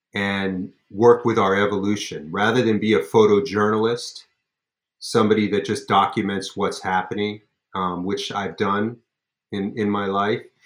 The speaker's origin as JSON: {"language": "English", "town": "Los Angeles", "region": "California", "country": "United States", "tie": "born or raised there", "said": "I grew up in Los Angeles"}